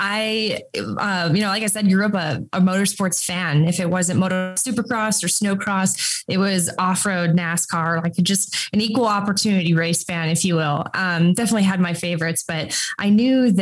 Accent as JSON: {"language": "English", "region": "Minnesota", "country": "United States", "tie": "born or raised there", "said": "I grew up in Minnesota, like 15 minutes from ERX."}